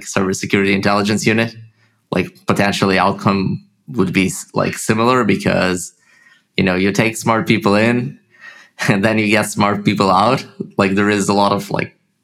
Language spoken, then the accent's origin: English; Haifa, Haifa District, Israel; accent: Russian; also born or lived in Russia; I grew up in Israel, in Haifa, it's the north